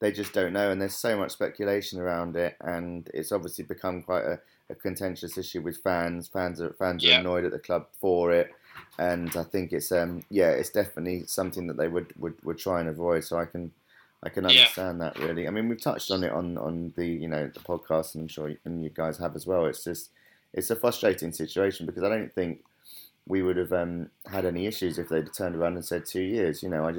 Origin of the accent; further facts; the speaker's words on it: London, United Kingdom; I'm from North London originally. I was born and bred in Crouch End and Hornsey